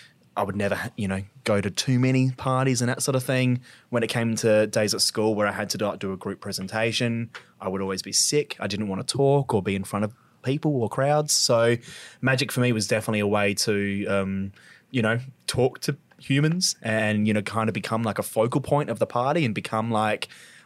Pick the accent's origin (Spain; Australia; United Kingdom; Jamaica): Australia; Glenelg, South Australia; Yeah, Adelaide boy. So I grew up in Glenelg. So yep. I went to Glenelg Primary and then went to Brighton Secondary as a kid. So always been a local, grew up in Adelaide.